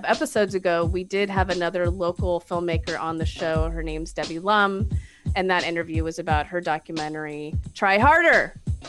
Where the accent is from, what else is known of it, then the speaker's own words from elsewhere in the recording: East Bay, Bay Area, California, United States; also born or lived in San Francisco; I'm born and raised in the Bay Area in the East Bay. I've lived in San Francisco for 16 years